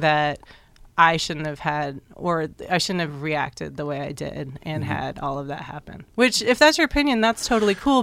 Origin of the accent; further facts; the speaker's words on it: Norman, Oklahoma, United States; also born or lived in Boston, Massachusetts; now in Oklahoma City, United States; I'm from Norman